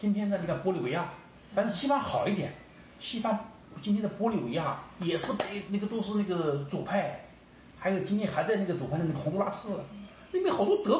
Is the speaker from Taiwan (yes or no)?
no; China; 我们中国人嘛是不相信爱有多么伟大